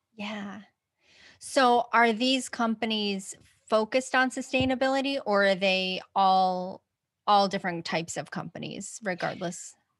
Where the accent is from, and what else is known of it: Utah, United States; born or raised there; moved away; also born or lived in Olympia, Washington / Oregon